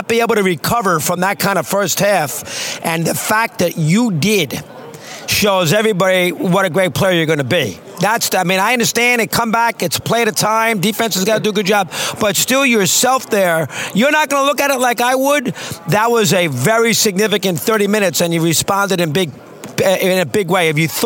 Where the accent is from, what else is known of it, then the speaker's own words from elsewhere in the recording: New York, United States; From New York